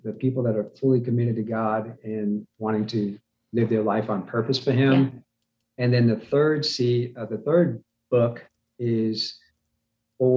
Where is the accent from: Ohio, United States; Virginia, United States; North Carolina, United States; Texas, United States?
North Carolina, United States; Winston-Salem; I grew up in Winston-Salem